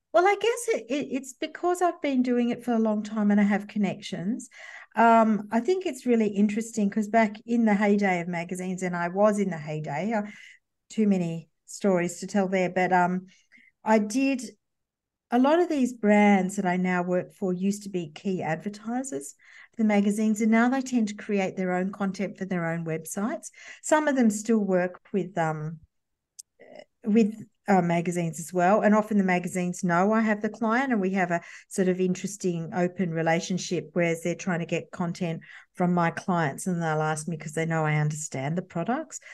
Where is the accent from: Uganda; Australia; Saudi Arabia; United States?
Australia; Campbelltown, New South Wales; I grew up in a sort of, uh, uh, western suburbs of Sydney, and Campbelltown